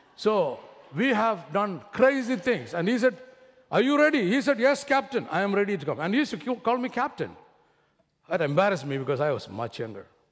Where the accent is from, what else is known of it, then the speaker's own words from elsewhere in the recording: Kerala, India; accent: heavy Indian; moved away; I come from Kerala, which is about three days of travel in a train